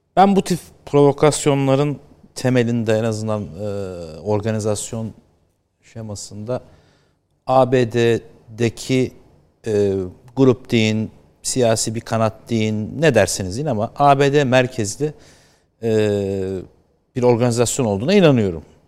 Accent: United States; moved away; ben orada büyüdüm

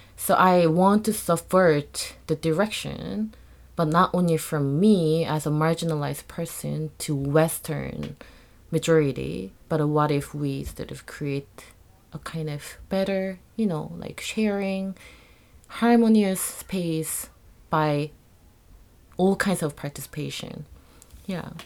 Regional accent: South Korea; moved away; I was born and raised in Korea

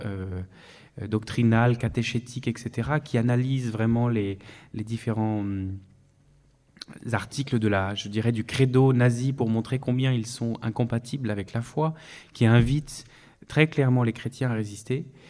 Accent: France; now in Vienna, Austria; je suis français euh, résident en Autriche, à Vienne

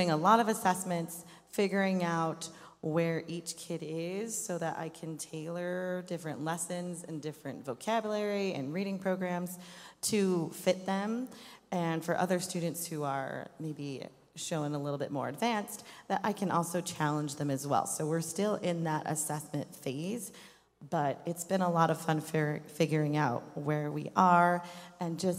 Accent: Greeley, Colorado, United States; moved away as an adult; also born or lived in Arizona; I grew up in Greeley, Colorado

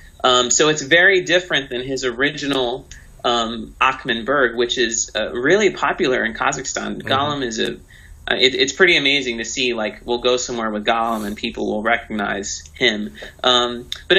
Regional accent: Texas, United States; Like, I'm from Texas. I live in Austin, and that's where I'm at right now.

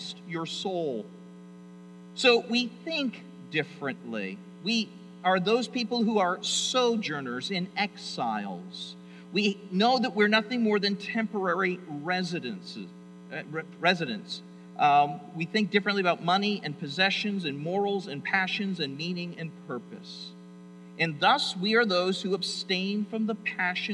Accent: United States; also born or lived in Toronto, Canada; I'm an American.

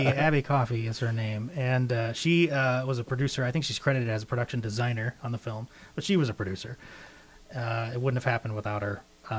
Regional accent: Arkansas, United States; I'm from Arkansas

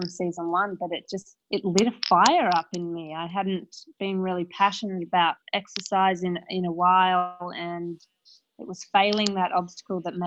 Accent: Perth, Western Australia, Australia; I'm from Perth, Australia

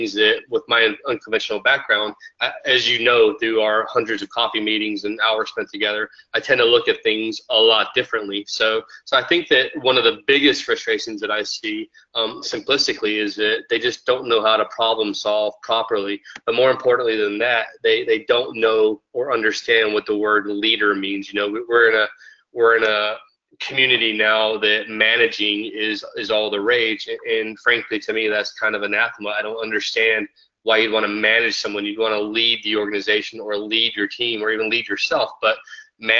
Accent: United States; as an American traveling around

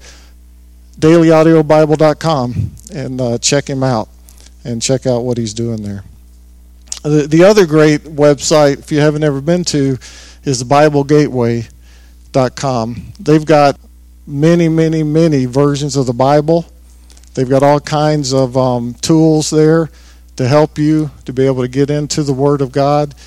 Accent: the South, United States; growing up in the South, a lot of people prayed in King James

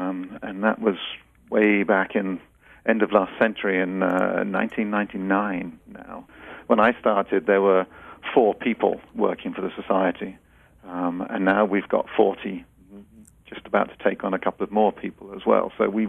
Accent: England, United Kingdom; now in United States; I'm British, and so my gardening background is from England, and I actually learned gardening at my mother's side.

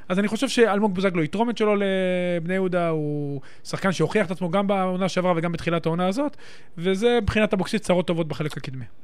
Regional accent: Netanya, Central District, Israel; גדלתי שם

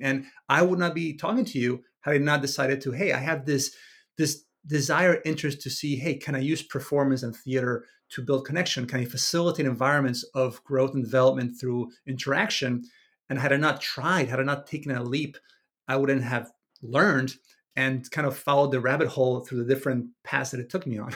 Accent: Venezuela; moved away; I was raised in Venezuela in the early, the early, the eighties and nineties

